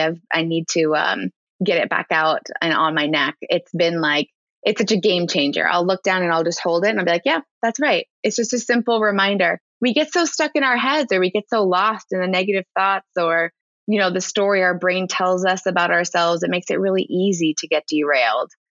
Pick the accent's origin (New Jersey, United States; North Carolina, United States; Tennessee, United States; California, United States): New Jersey, United States; Ridgewood; I grew up in New Jersey and it was public school in New Jersey, in Ridgewood, New Jersey